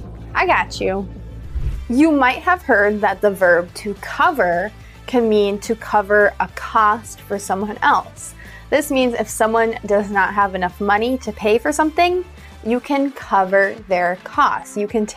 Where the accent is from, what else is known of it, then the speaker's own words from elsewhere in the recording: United States; I'm an American English teacher.